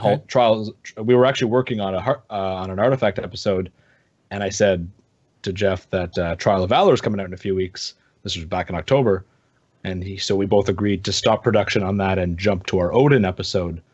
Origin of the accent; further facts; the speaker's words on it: Canada; I'm from Canada